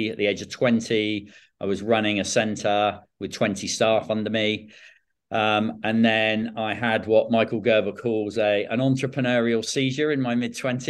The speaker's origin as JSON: {"language": "English", "town": "Bournemouth", "region": "South West England", "country": "United Kingdom", "tie": "born or raised there", "also_born_or_lived": "South Africa", "said": "Born and raised in Bournemouth"}